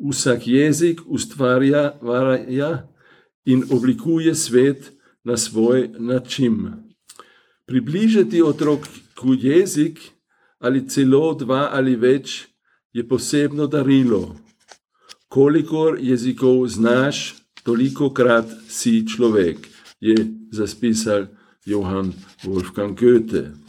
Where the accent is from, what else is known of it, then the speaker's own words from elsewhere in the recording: Vienna, Austria; first language Hungarian; Slovenian is a second language; Rodil sem se kot otrok mačarskih peguncev na Dunaju, kjer sem tudi doraščal. Ne morem se spominjati, da bi se v družini kolikdaj pogovarjali o jezikih. Vsekakor pa je bilo jasno, da smo se doma pogovarjali v mačarščini